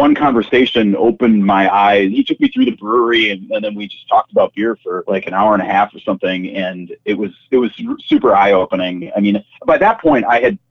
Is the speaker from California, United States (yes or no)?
no; Green Bay, Wisconsin, United States; I'm a Green Bay native, and I was lucky enough to have my first job out of college be back at my hometown paper.